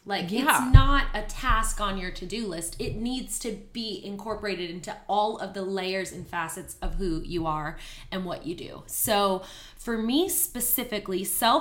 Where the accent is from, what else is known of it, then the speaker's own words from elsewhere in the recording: Canada; moved away as an adult; now in Houston, United States; I'm originally from Canada, and I moved here to Houston about 8 years ago